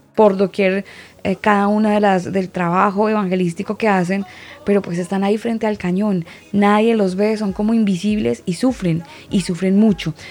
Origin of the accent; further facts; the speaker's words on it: Colombia; now in Santiago, Chile; yo, pues, obviamente por mi acento me ubicarán y algunos amigos más cercanos sabrán que yo soy colombiana